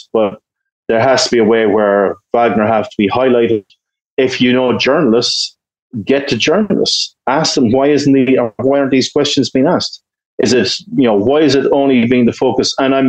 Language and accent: English; Ireland; I'm Irish, we have a long history of peacekeeping and stuff like